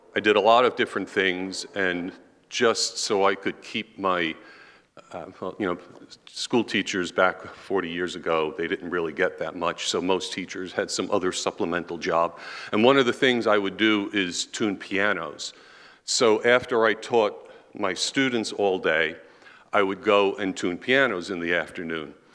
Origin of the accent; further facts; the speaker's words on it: New York City, New York, United States; moved away as an adult; now in Pennsylvania, United States; we're from New York. We're from Queens, actually